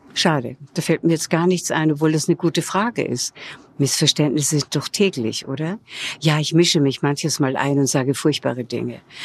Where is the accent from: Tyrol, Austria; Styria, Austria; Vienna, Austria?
Vienna, Austria; moved away as an adult; also born or lived in Hollywood; now in Munich, Germany; meiner Heimatstadt Wien